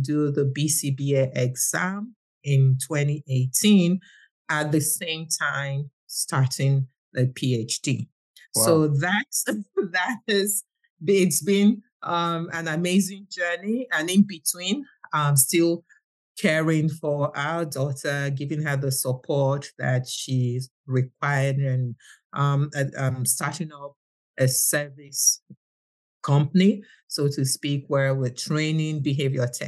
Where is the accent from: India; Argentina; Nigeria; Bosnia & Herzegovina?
Nigeria; I'm from Nigeria and I have a daughter who's got autism